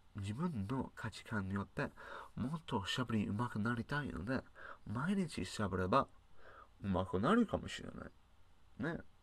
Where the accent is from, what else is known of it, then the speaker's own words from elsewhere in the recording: United Kingdom; Japanese is a second language; now in Japan; 私は英国人でしょ日本に暮らしているデータサイエンティスト